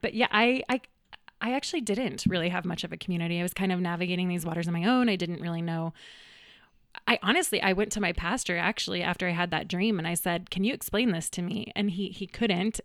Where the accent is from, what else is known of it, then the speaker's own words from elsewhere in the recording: Greenwood Village, Colorado, United States; also born or lived in Boulder, Colorado; I actually grew up in the, in the neighborhood, right down the street in Greenwood Village